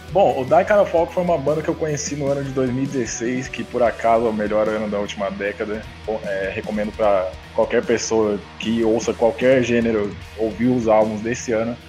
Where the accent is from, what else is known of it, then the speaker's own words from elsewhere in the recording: São Paulo, Brazil; eu sou de São Paulo, tenho vinte e dois anos